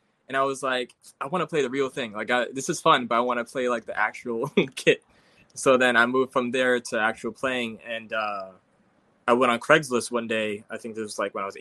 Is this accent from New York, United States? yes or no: yes; New York City, New York, United States; Brooklyn, born and raised. I'm actually grew up in Fort Greene and moved to East New York like 2 years ago